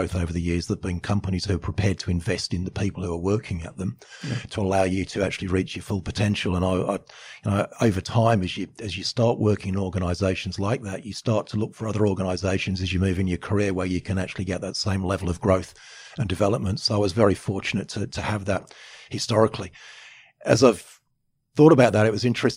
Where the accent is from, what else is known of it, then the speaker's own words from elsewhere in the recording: England, United Kingdom; now in Australia; I'm from England. I'm English by birth, Australian by choice.